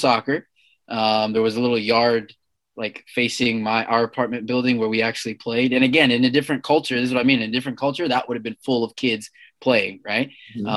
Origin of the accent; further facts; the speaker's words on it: Seattle, Washington, United States; also born or lived in Zambia; my family moved to Seattle when I was 4